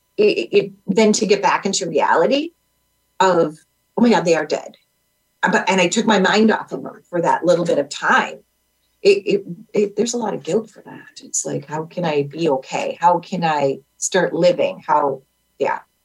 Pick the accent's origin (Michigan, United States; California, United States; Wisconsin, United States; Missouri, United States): Wisconsin, United States; we're from Wisconsin